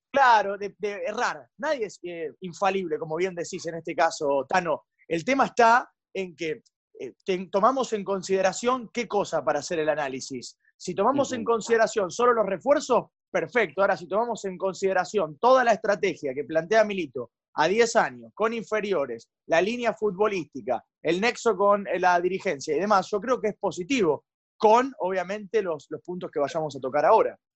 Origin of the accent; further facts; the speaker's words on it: Rosario, Santa Fe, Argentina; soy de Rosario